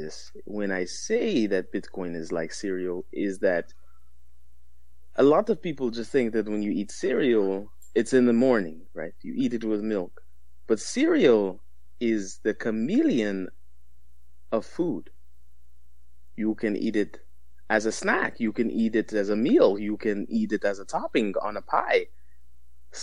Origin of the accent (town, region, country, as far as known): Texas, United States